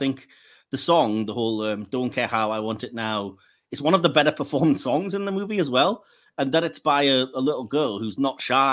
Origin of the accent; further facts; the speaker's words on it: United Kingdom; I'm British